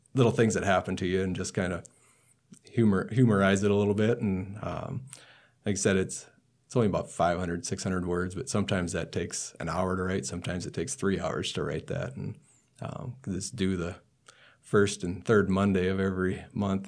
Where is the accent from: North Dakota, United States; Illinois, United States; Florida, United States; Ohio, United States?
North Dakota, United States; Burke County; now in Nebraska, United States; the town I grew up in is in Burke County, North Dakota.